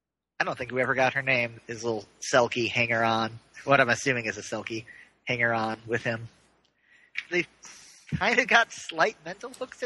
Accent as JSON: {"language": "English", "country": "Ireland", "said": "Well, I am Irish."}